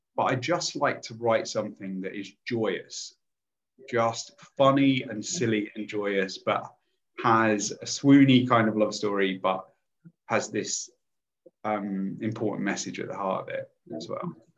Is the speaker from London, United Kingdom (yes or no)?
no; Lincolnshire, East Midlands, United Kingdom; I grew up in Lincolnshire, which is a very conservative uh, place anyway